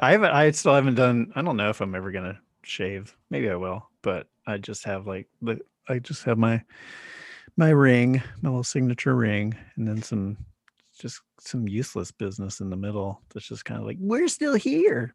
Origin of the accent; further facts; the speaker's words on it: Charlotte, North Carolina, United States; moved away as an adult; also born or lived in New York; now in Los Angeles, United States; I lived in New York for 10 years and then I grew up in Charlotte, North Carolina.